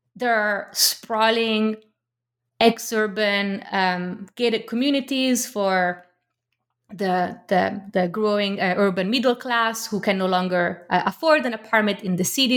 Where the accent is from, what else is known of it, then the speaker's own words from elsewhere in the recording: Milan, Lombardy, Italy; moved away; We had Turkish neighbors, uh, growing up in Milan